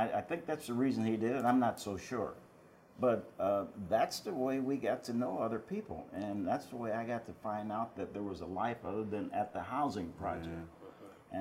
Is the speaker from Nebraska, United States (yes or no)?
yes; Omaha, Nebraska, United States; Omaha was always a pretty good-sized little town. When I was growing up, it was about 350,000